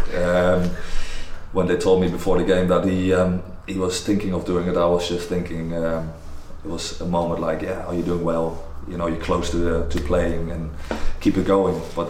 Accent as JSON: {"language": "English", "country": "Netherlands", "also_born_or_lived": "Newcastle", "moved": "as an adult", "lives_now": "Norfolk, United Kingdom", "said": "I grew up in the Dutch setup"}